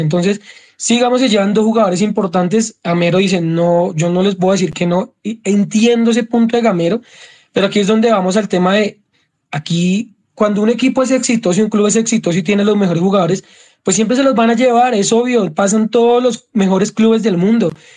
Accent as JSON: {"language": "Spanish", "region": "Bogotá", "country": "Colombia", "said": "somos bogotanos"}